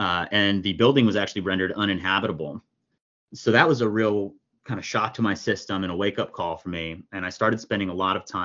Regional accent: New Jersey, United States; moved away as an adult; also born or lived in New York City / Los Angeles; now in Santa Monica, United States; I was born in New Jersey to kind of a typical upper middle class Democrat family

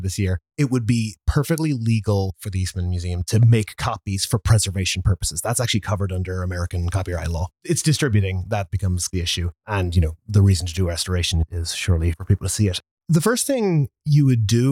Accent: Ireland; now in New York, United States; I am an Irish film and media preservation specialist living in New York

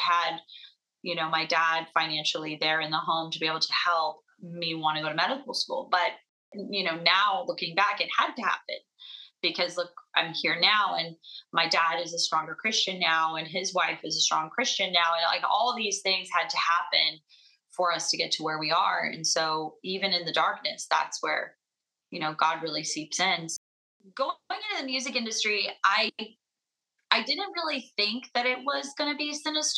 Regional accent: Las Vegas, Nevada, United States

